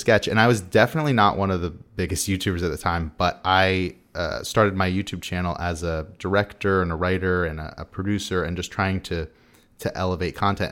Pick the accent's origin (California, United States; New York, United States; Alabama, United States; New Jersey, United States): California, United States; San Diego; I'm from San Diego